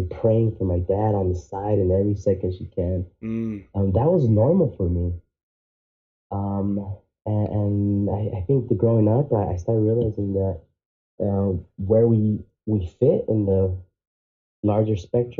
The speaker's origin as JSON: {"language": "English", "region": "Arizona", "country": "United States", "tie": "born or raised there", "also_born_or_lived": "Canada", "said": "And I grew up in Arizona. I moved when I had barely turned 7 years old."}